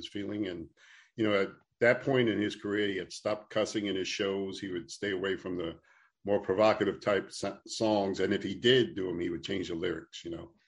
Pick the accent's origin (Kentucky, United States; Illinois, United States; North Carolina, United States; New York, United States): New York, United States; New York City; I'm just a simple guy from New York City, man. I grew up in New York, born and raised in Manhattan, in Queens. When I was 11, we moved to Queens.